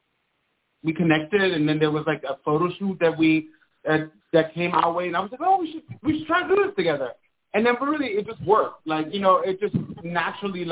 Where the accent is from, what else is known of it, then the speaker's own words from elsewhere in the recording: Germany; moved away as an adult; also born or lived in Italy; now in New York, United States; I'm from Europe, so I was born in Italy and I grew up in Germany.